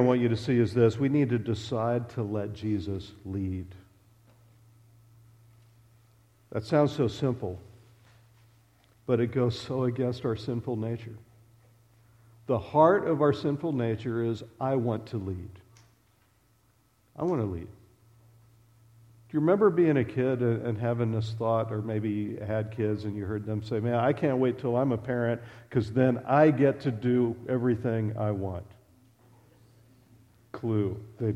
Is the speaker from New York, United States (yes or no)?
no; west coast of Florida, United States; moved away as an adult; also born or lived in Lexington / Nebraska; we grew up in Florida, on the west coast of Florida.